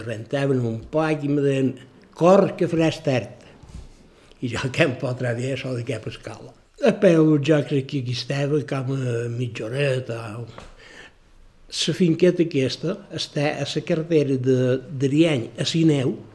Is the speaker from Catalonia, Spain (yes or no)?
no; Maria de la Salut, Balearic Islands, Spain; Jo vaig néixer dia 3 de maig del 37. Vaig néixer a Maria de, de la Salut. Sí, Maria era un poble petit